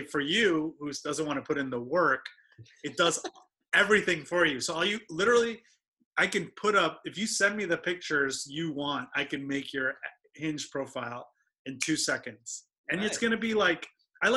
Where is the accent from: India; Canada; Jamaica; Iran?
Iran; moved away; I'm from Iran